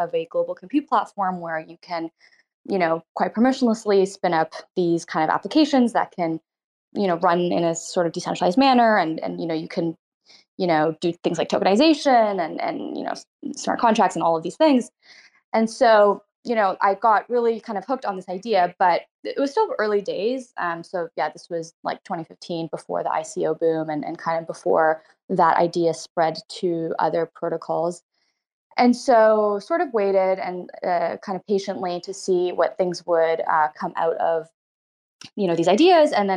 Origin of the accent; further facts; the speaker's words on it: Toronto, Ontario, Canada; So I grew up in Canada, in Toronto. Well, born in Toronto, grew up nearby